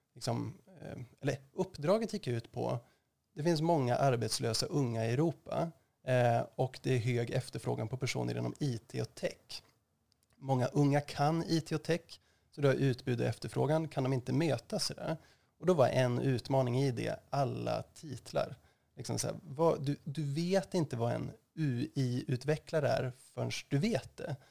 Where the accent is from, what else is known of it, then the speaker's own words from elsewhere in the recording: Östersund, Jämtland, Sweden; moved away as an adult; also born or lived in Uppsala; jag är född och uppvuxen i Östersund